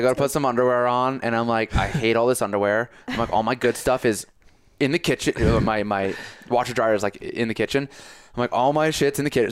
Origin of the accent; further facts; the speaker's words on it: Connecticut, United States; I'm from Connecticut